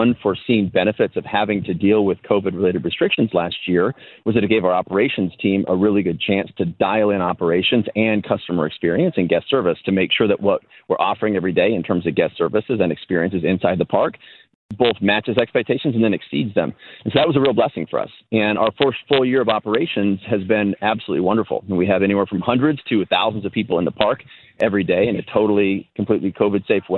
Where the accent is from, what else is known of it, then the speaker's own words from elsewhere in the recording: Colorado, United States; now in Illinois, United States; Growing up in Colorado